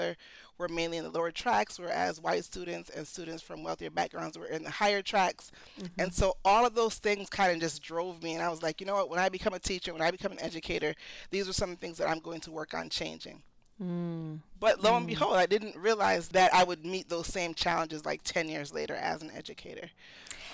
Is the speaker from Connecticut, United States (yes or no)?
yes; Connecticut, United States; also born or lived in New York / Philadelphia / Jamaica; I was raised mostly in Connecticut, but also in New York, and I went to school in Philadelphia